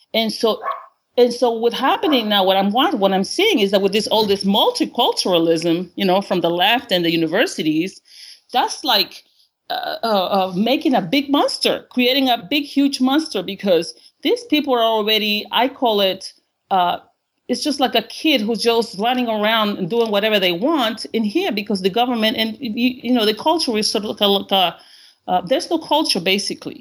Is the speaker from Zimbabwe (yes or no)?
no; Honduras; English is a second language; now in United States; I'm actually in my home country, uh, Honduras